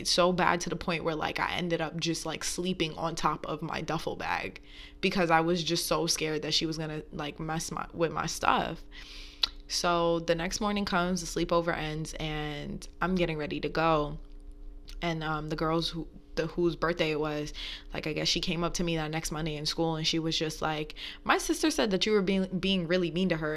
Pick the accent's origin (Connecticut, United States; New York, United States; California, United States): New York, United States; moved away; growing up in New York is a different take